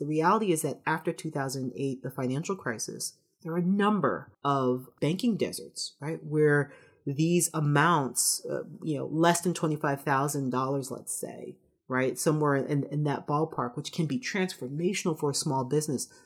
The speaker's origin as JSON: {"language": "English", "town": "New York City", "region": "New York", "country": "United States", "tie": "born or raised there", "said": "I'm from the Bronx"}